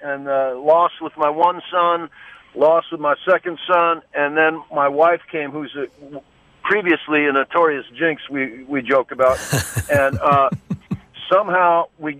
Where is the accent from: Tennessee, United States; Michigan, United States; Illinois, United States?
Illinois, United States; Wilmette; moved away; I do a golf tournament in Wilmette, my hometown